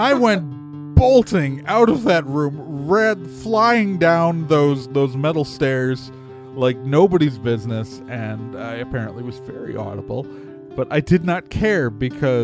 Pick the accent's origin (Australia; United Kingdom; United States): United States; Wauwatosa, Wisconsin; I grew up in the Milwaukee suburbs. I went to Wauwatosa East High School